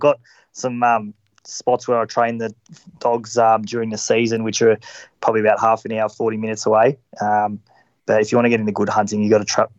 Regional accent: Melbourne, Victoria, Australia; Melbourne, Victoria.

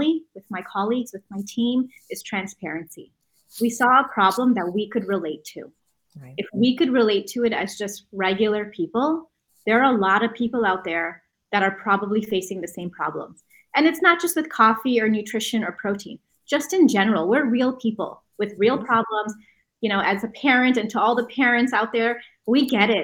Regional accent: Canada; we're Canadian.

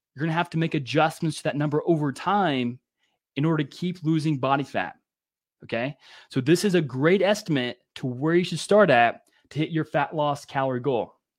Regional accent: Louisiana, United States; growing up in Louisiana

